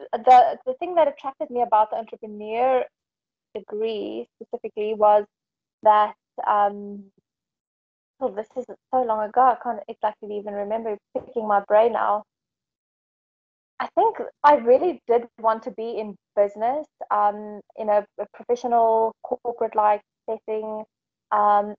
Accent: Johannesburg, Gauteng, South Africa; moved away as an adult; also born or lived in Dubai / England; So I'm from South Africa. I'm from Johannesburg, more specifically, and I decided to move to Dubai when I was 22.

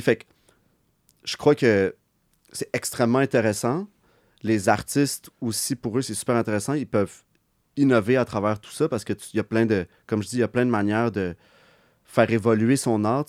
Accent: Montreal, Quebec, Canada; on vient de Montréal. Moi, je suis très, moi, je suis fier de, venir d'ici

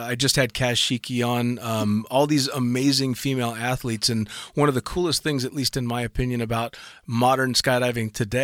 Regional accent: United States; as an American tandem instructor

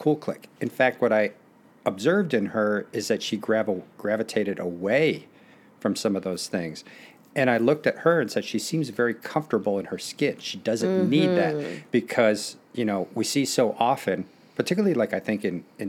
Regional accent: Naperville, Illinois, United States; also born or lived in Youngstown, Ohio / Beirut, Lebanon; I really enjoyed growing up in Naperville

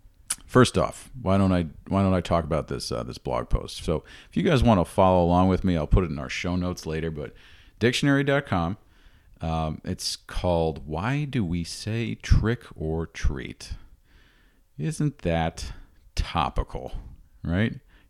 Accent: New York, United States; I don't have any experience with that here where I grew up in the New York region

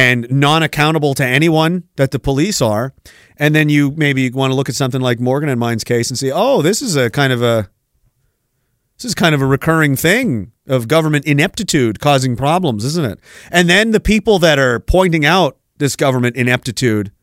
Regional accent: East Coast, Canada; I'm from the East Coast

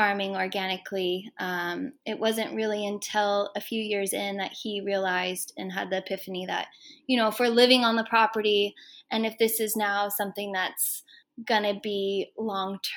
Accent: Placerville, California, United States; also born or lived in Huntington Beach, California; I grew up in Southern California as a kid, but my family moved us up to Northern California, to the Sierra foothills, when I was 8 years old

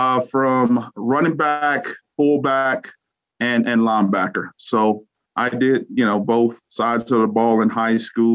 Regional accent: Louisiana, United States; moved away; Coming out of Louisiana, it was just a huge shock when I came to Colorado

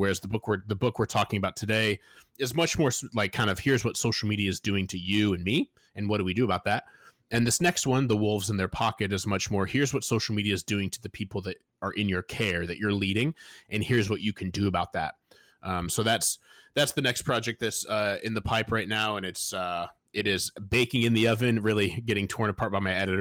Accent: Fort Wayne, Indiana, United States; I grew up in Fort Wayne, Indiana

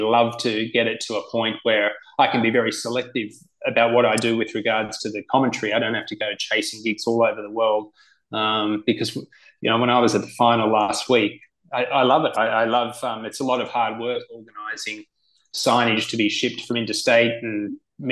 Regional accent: Sydney, New South Wales, Australia; moved away as an adult; also born or lived in United States; Cronulla Golf Club, where I grew up in Sydney

